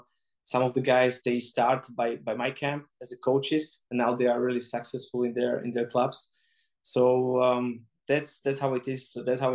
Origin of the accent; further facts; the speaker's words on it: Czechia; English is a second language; I don't understand at all because I'm from Czech.